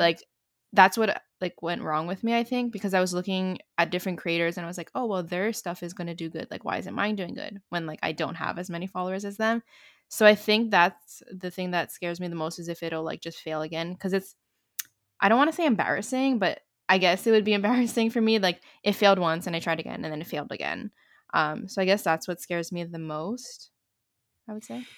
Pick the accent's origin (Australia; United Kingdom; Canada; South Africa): Canada; I'm also from Canada